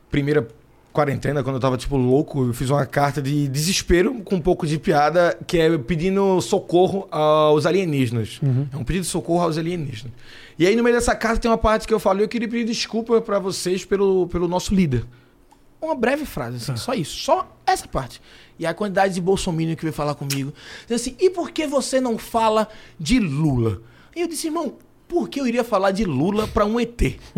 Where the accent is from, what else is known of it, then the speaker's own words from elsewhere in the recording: Northeast Region, Brazil; accent: nordestino; Eu sou nordestino, falo com sotaque nordestino, cito o Nordeste, amo o Nordeste e sempre que eu posso tô lá